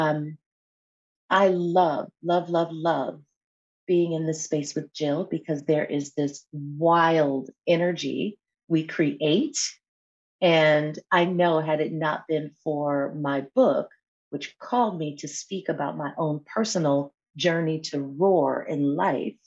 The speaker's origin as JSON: {"language": "English", "town": "Buffalo", "region": "New York", "country": "United States", "tie": "born or raised there", "also_born_or_lived": "Atlanta, Georgia / Temecula, California", "moved": "yes", "said": "I am here today joining from Buffalo, New York, which is my hometown of birth that I am back in after decades and decades of being away, spending over 25 years of my life in the Atlanta, Georgia area, and then about 5 years of my life in Southern California in Temecula."}